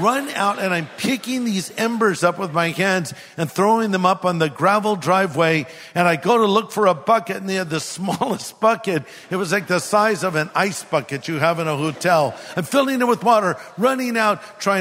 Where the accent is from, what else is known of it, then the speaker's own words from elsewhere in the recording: California, United States; I'm from California